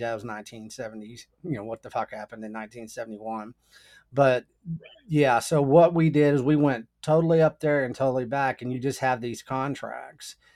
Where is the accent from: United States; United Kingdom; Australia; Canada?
United States; the Texas Panhandle; also born or lived in Austin; I grew up in the panhandle of Texas